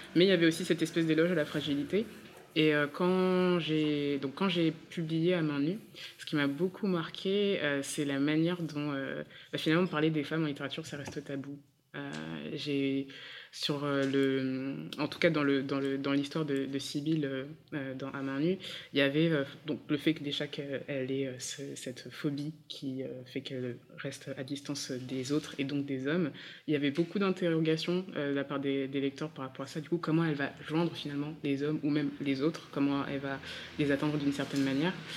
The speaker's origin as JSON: {"language": "French", "region": "Centre-Val de Loire", "country": "France", "tie": "born or raised there", "said": "mon père est congolais, ma mère est martiniquaise, je suis née euh, dans le Loiret"}